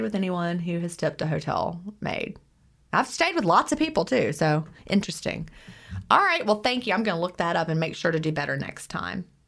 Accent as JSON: {"language": "English", "town": "Lynchburg", "region": "Virginia", "country": "United States", "tie": "born or raised there", "also_born_or_lived": "Augusta", "said": "my mom and my stepdad moved me up to Virginia, and we lived in the Lynchburg area, Bedford County"}